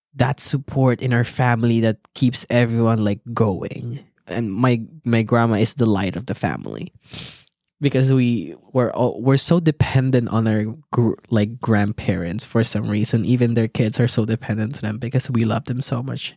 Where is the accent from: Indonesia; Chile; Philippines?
Philippines; I was born in the Philippines and I was raised by a single mother